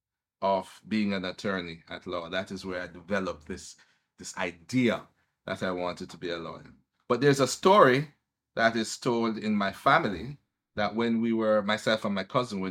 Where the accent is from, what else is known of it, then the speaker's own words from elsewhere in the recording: Kingston, Jamaica; also born or lived in Above Rocks, St. Catherine; I was born in Kingston